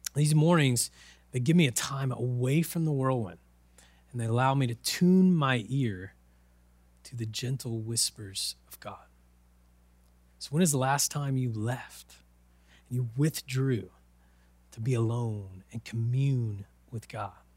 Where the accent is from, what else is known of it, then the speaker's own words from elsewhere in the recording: Oklahoma, United States; I'm from Oklahoma. the land of tornadoes and whirlwinds